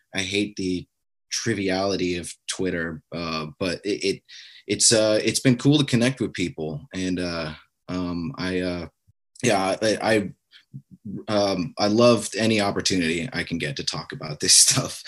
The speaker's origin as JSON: {"language": "English", "region": "Alaska", "country": "United States", "tie": "born or raised there", "said": "me growing up in Alaska"}